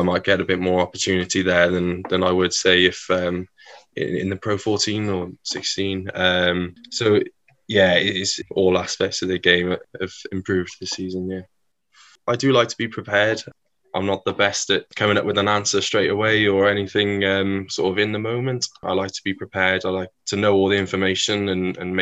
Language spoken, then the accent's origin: English; South Wales, United Kingdom; also born or lived in Crowborough, East Sussex; I was born in Crowborough and then pretty much immediately moved to South Wales. So I've lived in Wales pretty much all my life